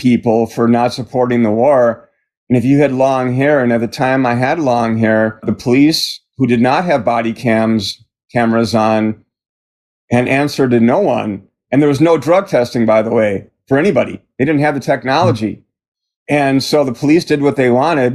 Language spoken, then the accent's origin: English; Milwaukee, Wisconsin, United States; I grew up in Milwaukee, Wisconsin